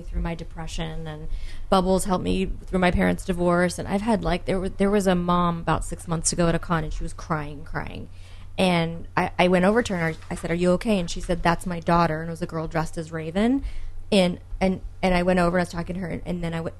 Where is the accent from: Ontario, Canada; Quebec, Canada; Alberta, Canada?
Ontario, Canada; Toronto; moved away; I grew up in Toronto.